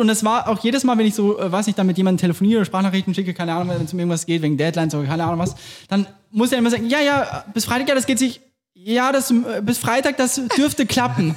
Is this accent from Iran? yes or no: no; Austria; accent: Austrian; moved away; das, ist alles eigentlich wirklich mein Dialekt. Das ist nur ein überspitzter Wiener Dialekt